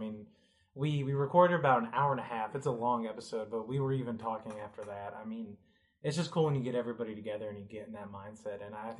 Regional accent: upstate New York, United States; now in Kentucky, United States; I'm from upstate New York originally. Then we went to UK because my mom is from here

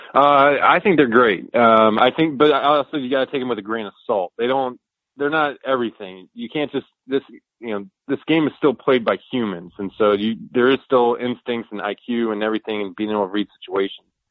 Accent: St. Louis, Missouri, United States; I grew up in St. Louis

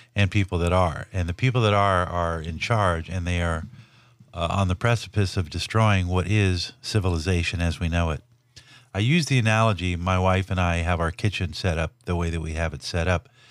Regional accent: Los Angeles, California, United States; born or raised there

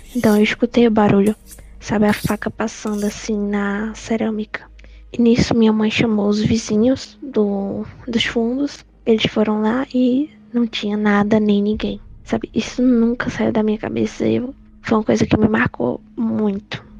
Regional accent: São Bento do Una, Pernambuco, Brazil; eu sou de São Bento do Una, Pernambuco

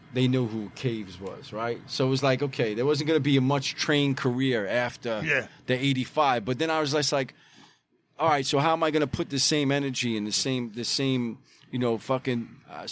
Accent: New York City, New York, United States; as a kid growing up in Bay Ridge

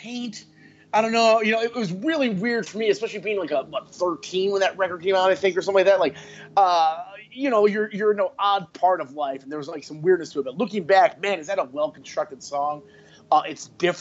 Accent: Chicago, Illinois, United States; a guy who's born and raised in Chicago

